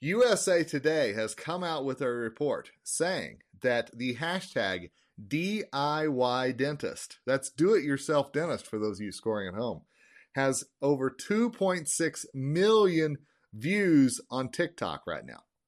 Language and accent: English; Longmont, Colorado, United States; I drive around my hometown of Longmont